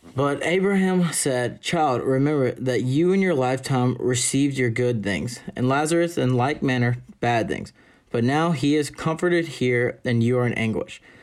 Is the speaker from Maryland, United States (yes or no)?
no; Jackson, Mississippi, United States; I'm a senior from Jackson, Mississippi.